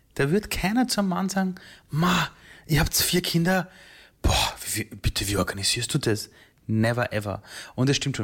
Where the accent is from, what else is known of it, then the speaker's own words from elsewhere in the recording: Vienna, Austria; also born or lived in Iran; ich war drei Jahre alt bei der Flucht. Mhm. Und dann wächst du heran als kleines Kind in Österreich, zuerst im Flüchtlingsheim, dann in Wien